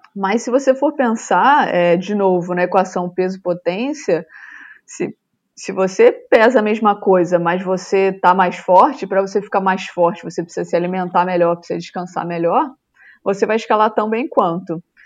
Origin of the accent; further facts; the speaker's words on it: Rio de Janeiro, Brazil; moved away; eu sou natural do Rio